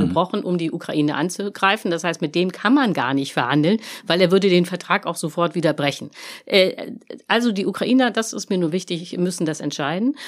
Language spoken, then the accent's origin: German; Germany; wir als Deutsche